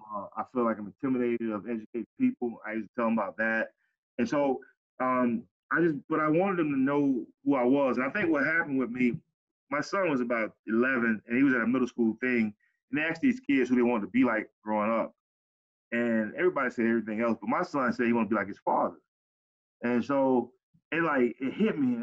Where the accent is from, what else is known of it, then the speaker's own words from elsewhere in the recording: Pompano Beach, Florida, United States; growing up in Cayenne City, Pompano.